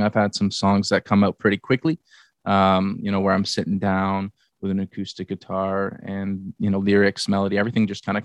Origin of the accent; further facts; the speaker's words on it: Barrie, Ontario, Canada; we grew up in Barrie, my hometown, together